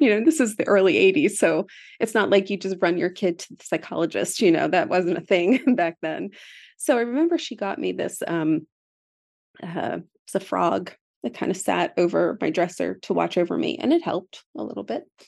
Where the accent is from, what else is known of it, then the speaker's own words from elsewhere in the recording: Philadelphia, Pennsylvania, United States; I grew up in Philadelphia